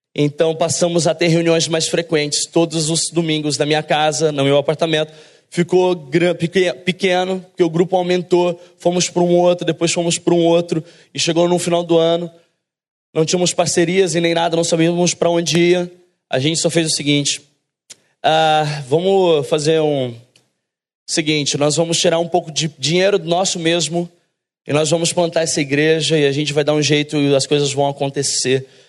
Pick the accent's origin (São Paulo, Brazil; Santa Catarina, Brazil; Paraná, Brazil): São Paulo, Brazil; moved away; also born or lived in south of Minas Gerais / Rio de Janeiro; Nós, na verdade, é, nascemos em São Paulo, eu e minha esposa